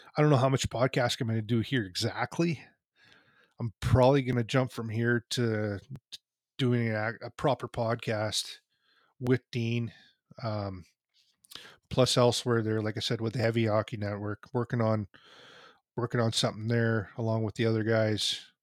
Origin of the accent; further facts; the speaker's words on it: Canada; I'm a kid from Canada. I, I grew up playing hockey myself